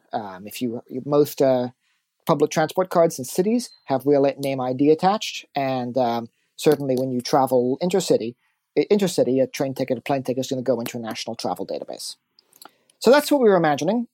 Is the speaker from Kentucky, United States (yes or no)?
no; California, United States; moved away; I come from California.